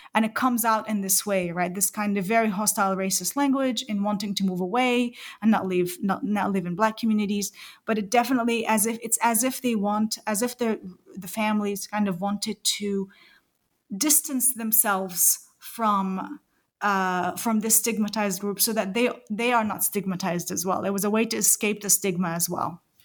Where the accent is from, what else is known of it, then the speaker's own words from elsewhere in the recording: New Zealand; I am a New Zealander